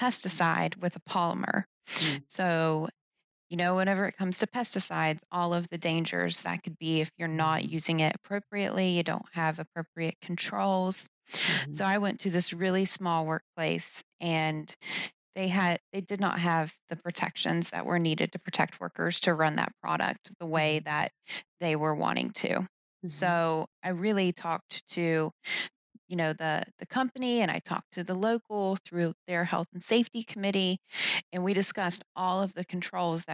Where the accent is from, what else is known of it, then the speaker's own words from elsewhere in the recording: West Virginia, United States; moved away; also born or lived in Pennsylvania; I was originally from West Virginia